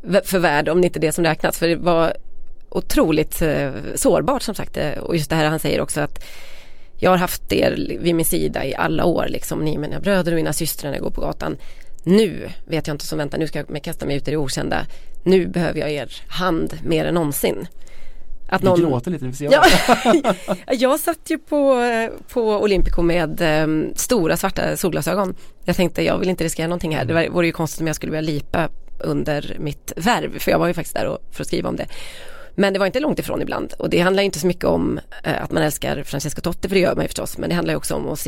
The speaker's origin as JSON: {"language": "Swedish", "area": "Västergötland", "region": "Västra Götaland", "country": "Sweden", "said": "Vi är ändå från Västergötland."}